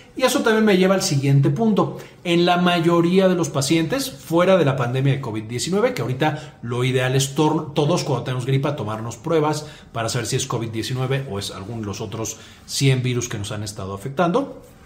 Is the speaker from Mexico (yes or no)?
yes; Mexico; soy mexicano, así decimos aquí